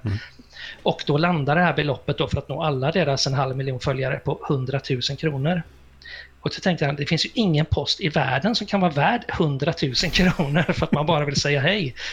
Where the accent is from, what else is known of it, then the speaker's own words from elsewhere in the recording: Gothenburg, Västra Götaland, Sweden; jag kommer ju från Göteborg och Bildal